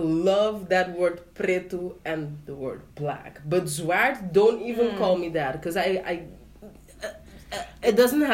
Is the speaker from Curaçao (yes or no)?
yes; Curaçao; moved away; where are you from? I was like, Curacao.